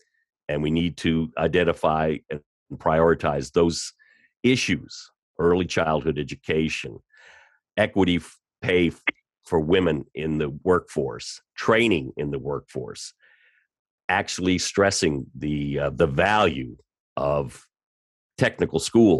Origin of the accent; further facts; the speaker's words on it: Washington, District of Columbia, United States; I grew up in Washington, D.C., went to school there at George Washington